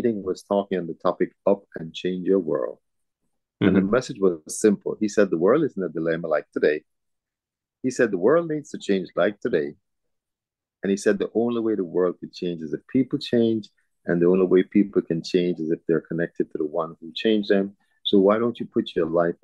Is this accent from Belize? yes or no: yes; Belize; now in Houston, United States; I was born in Belize.